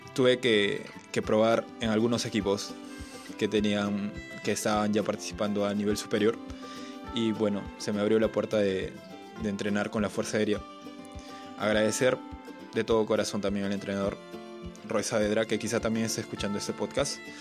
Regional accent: Chanchamayo, Junín, Peru; regresamos nuevamente a nuestro, nuestro querido Chanchamayo

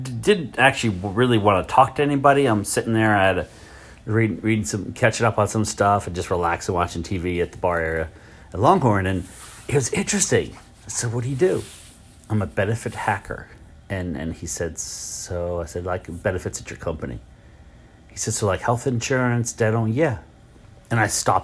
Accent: Richmond, Virginia, United States; I'm from Richmond

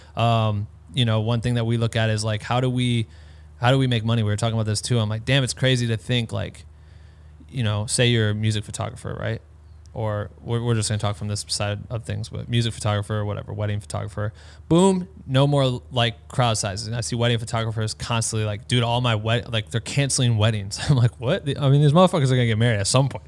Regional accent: Iowa, United States; now in Los Angeles, United States; I'm from Iowa

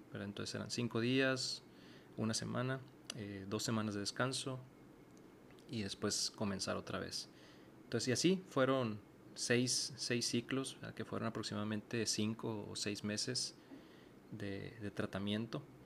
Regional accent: Mexicali, Baja California, Mexico; moved away as an adult; now in Monterrey, Mexico; yo soy originario de Mexicali, Baja California y tengo ya varios años viviendo en la ciudad de Monterrey

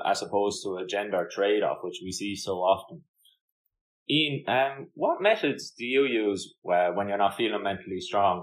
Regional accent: Ireland; moved away; being Irish

